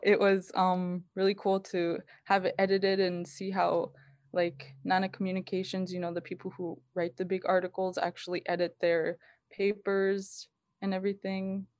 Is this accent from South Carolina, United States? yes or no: no; Kotzebue, Alaska, United States; I was born and raised in Kotzebue, Alaska.